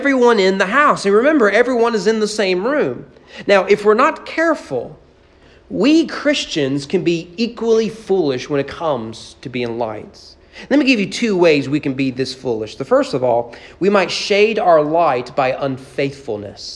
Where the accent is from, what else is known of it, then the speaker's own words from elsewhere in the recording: United States; we as American evangelicals